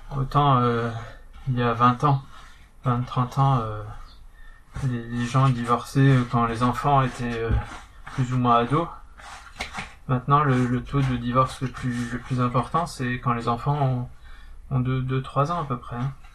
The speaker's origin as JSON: {"language": "French", "area": "the North", "region": "Nord", "country": "France", "accent": "accent du Nord", "said": "j'avais mon accent du Nord"}